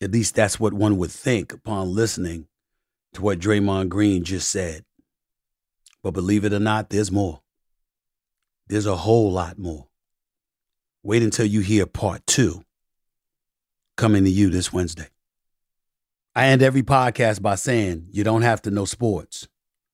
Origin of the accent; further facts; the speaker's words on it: New York, United States; growing up in Hollis, Queens, New York